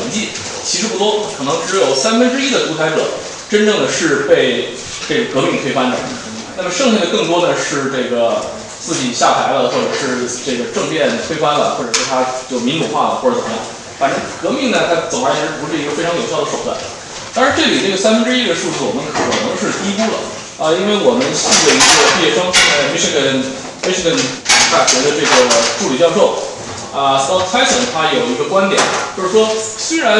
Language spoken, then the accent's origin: Chinese; China; 但是作为中国人呢，我想我们至少知道，我们不一定知道革命是什么，但我们至少知道革命不是什么。